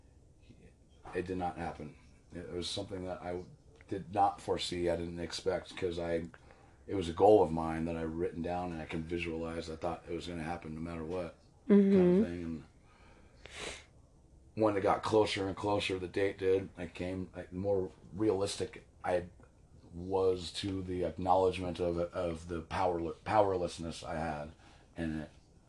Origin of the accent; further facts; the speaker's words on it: Kittredge, Colorado, United States; I grew up near Red Rocks in a town called Kittredge, just south of Evergreen. In the foothills